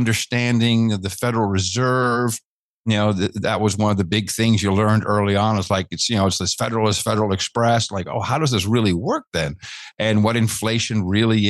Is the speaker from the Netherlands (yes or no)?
yes; Netherlands; growing up in the Netherlands